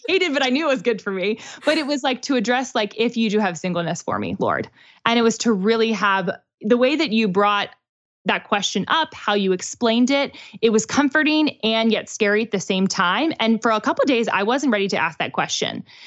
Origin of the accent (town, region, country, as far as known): Pittsburgh, Pennsylvania, United States; born or raised there; now in Nashville, United States